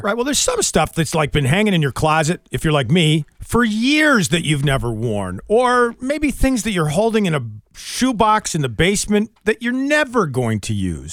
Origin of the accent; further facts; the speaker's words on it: Wilmington and Bennington, Vermont, United States; I grew up partially in Wilmington and Bennington, Vermont